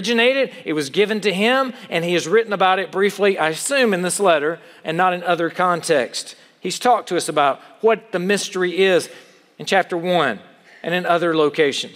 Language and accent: English; United States; as an American